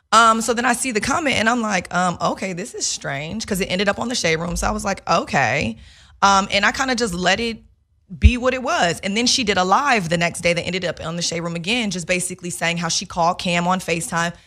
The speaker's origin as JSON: {"language": "English", "town": "Chicago", "region": "Illinois", "country": "United States", "said": "I'm, I'm from Chicago"}